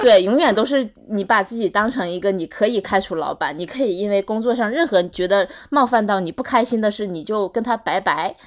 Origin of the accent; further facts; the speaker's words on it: Northeast China, China; moved away; 我可以动员我家乡的爸爸妈妈，就是叔叔伯伯、各种亲朋好友